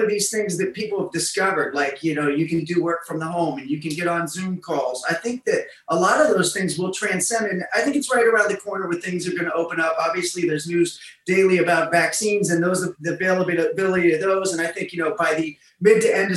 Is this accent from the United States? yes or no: yes; Massillon, Ohio, United States; moved away as an adult; also born or lived in Los Angeles, California; now in Las Vegas, United States; I'm from Maslin, which is a really small town.